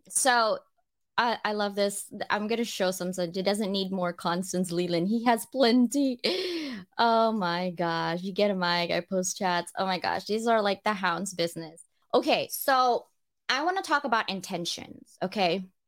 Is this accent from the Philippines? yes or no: yes; Philippines; I'm Filipino